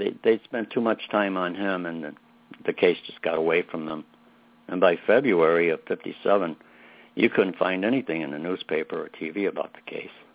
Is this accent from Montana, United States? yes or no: no; Chicago, Illinois, United States; I was raised in Brighton Park